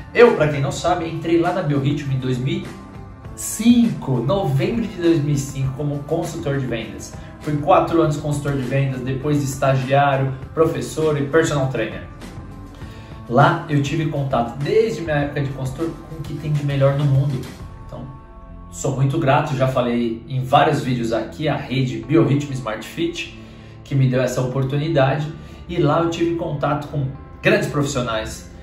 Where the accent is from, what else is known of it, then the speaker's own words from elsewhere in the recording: São Paulo, Brazil; moved away as an adult; also born or lived in Lapa, São Paulo; eu sou de Pirituba e sempre falo, sempre que tiver oportunidade eu vou falar da minha terra natal. Nasci na Lapa, mas morei 27 anos da minha vida lá em Pirituba.